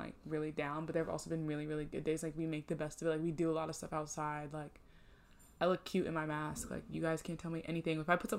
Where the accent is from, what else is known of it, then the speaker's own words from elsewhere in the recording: Northeast, United States; I'm from the Northeast.